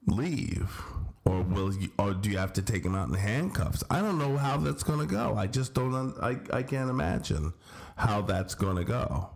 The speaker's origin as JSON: {"language": "English", "town": "Scranton", "region": "Pennsylvania", "country": "United States", "said": "And I'm from Scranton, a real shithole."}